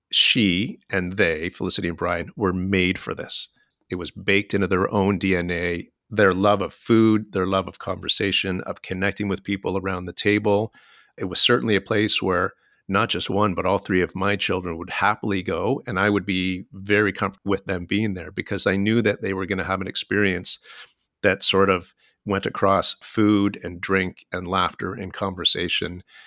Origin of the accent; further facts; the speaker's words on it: Ontario, Canada; moved away as an adult; now in Vancouver, Canada; I grew up in Ontario